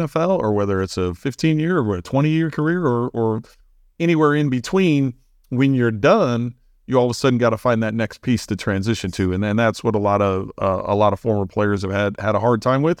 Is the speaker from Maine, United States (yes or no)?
no; St. Louis, Missouri, United States; moved away as an adult; also born or lived in Bloomington, Illinois; I grew up in Saint Louis 'cause we were there, you know, all the way from ten years old until, until I left to college